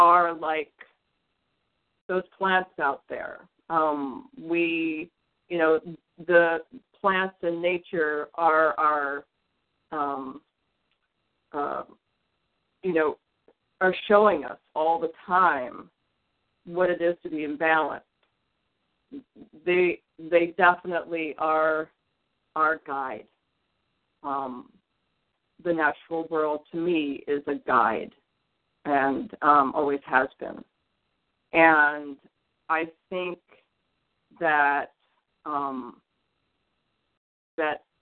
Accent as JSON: {"language": "English", "town": "Detroit", "region": "Michigan", "country": "United States", "tie": "born or raised there", "said": "I was born in the Midwest. I was born in Detroit, and when I was young, there were just, I lived in this like new housing development in Detroit"}